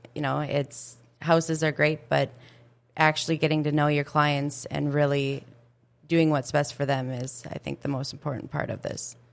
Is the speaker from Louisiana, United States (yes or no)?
no; Red Lake Falls, Minnesota, United States; I grew up in Relic Falls. Um, I live right outside Relic Falls